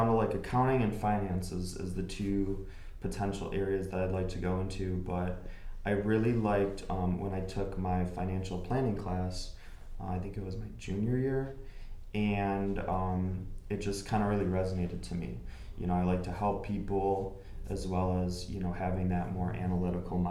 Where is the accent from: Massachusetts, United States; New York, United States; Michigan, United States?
Michigan, United States; Dearborn; I'm born and raised in Dearborn, Michigan.